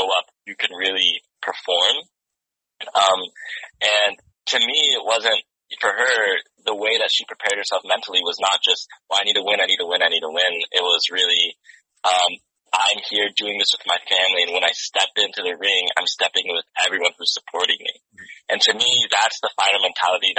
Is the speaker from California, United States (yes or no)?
yes; San Diego, California, United States; I'm actually not from Watts. I'm from San Diego